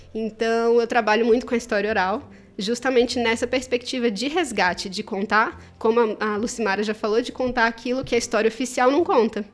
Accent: Mato Grosso do Sul, Brazil; eu sou do Mato Grosso do Sul

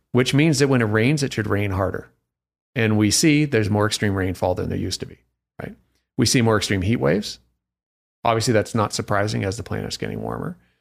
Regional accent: Toronto, Ontario, Canada; now in Vancouver, Canada; I'm Canadian from Toronto

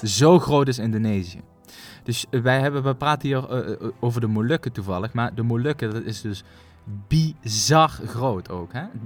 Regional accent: Netherlands; wij moeten dat als Nederlander

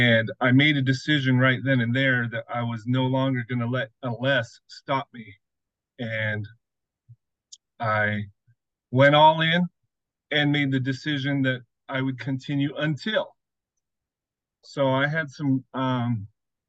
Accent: Las Vegas, Nevada, United States; I grew up in Las Vegas, had great big dreams

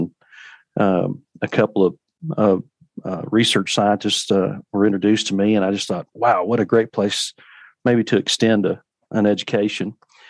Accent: North Central Texas, United States; I grew up in North Central Texas

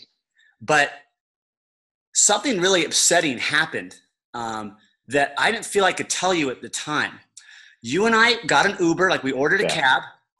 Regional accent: Chicago, Illinois, United States; Full of life, and you're like, damn, man, I'm from Chicago.

